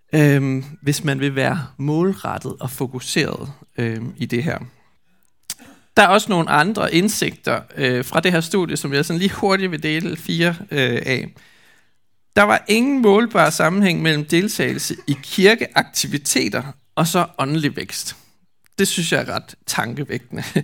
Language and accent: Danish; Skjern, Central Denmark Region, Denmark; hvor jeg kommer fra i Skjern